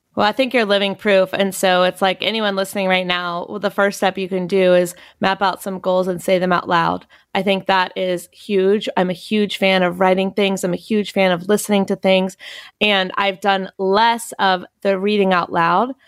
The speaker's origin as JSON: {"language": "English", "region": "North Carolina", "country": "United States", "said": "I'm from North Carolina."}